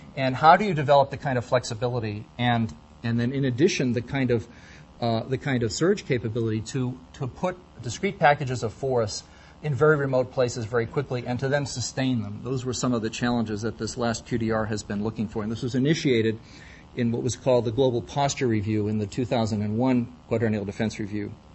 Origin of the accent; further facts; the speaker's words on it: United States; speaking as an American